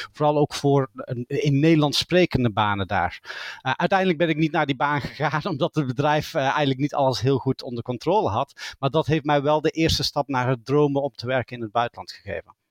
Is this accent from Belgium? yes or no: yes; Belgium; accent: Dutch; moved away as an adult; now in Dublin, Ireland; ik ben geboren in België en opgegroeid aan de Nederlandse grens, vandaar het Nederlandse accent